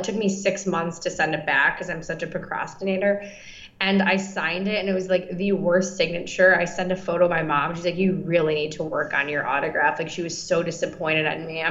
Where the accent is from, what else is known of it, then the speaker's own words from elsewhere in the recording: Attica, New York, United States; now in Los Angeles, United States; I'm from Attica, New York.